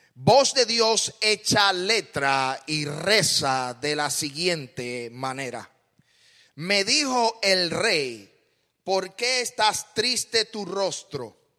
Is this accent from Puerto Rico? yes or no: yes; Puerto Rico; moved away as an adult; also born or lived in Smyrna, Tennessee / San Juan, Puerto Rico; now in United States; Yo nací en Puerto Rico